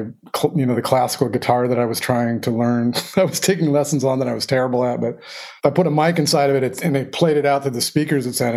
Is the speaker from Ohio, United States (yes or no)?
yes; Dayton, Ohio, United States; moved away; I was born in Dayton and most of my family lives in Dayton, Ohio.